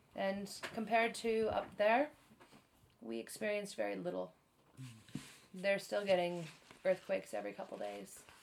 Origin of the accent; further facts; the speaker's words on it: United States; now in Japan; I'm American